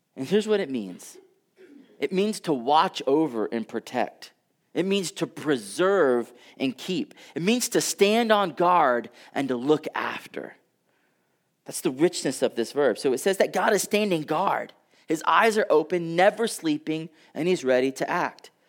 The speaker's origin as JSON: {"language": "English", "region": "Texas", "country": "United States", "said": "I come from Texas."}